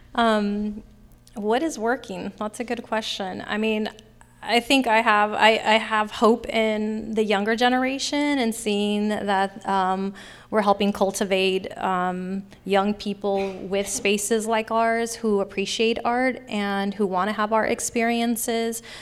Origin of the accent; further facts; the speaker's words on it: Sacramento, California, United States; I grew up in Sacramento, born and raised in Sacramento, and I grew up in Oak Park